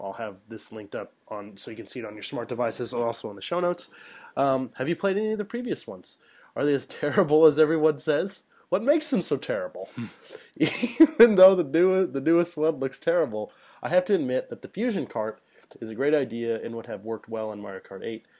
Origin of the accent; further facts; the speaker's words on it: central Illinois, United States; moved away as an adult; now in Japan; I live in central Illinois and we don't have arcades.